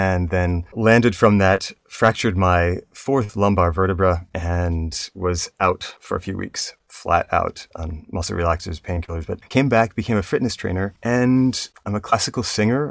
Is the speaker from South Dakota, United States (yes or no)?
no; Rhode Island, United States; moved away as an adult; also born or lived in Williamstown, Massachusetts; now in New York City, United States; I grew up in Rhode Island, went to Williams College, and then moved to New York City